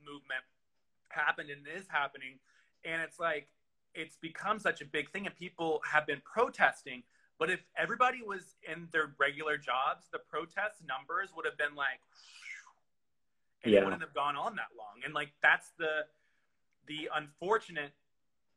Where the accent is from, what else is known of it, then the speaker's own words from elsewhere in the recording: the South, United States; I grew up in the South